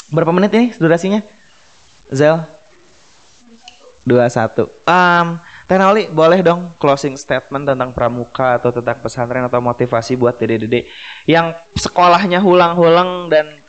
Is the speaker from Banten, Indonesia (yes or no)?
no; West Java, Indonesia; kayak kita orang Sunda kita nggak mikirin subjek objek predikat kita ngomong Sunda aja gitu